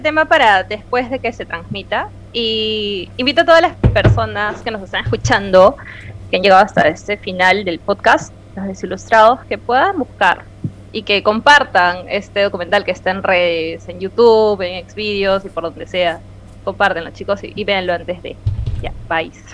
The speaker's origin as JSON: {"language": "Spanish", "region": "Peruvian coast", "country": "Peru"}